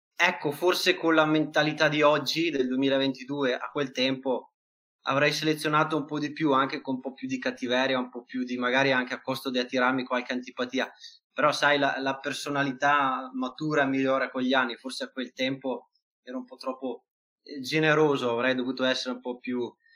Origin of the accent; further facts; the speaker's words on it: Verona, Veneto, Italy; anche io stesso sono di Verona